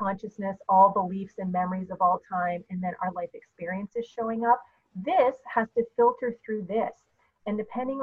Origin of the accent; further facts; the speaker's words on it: Canada; I'm Canadian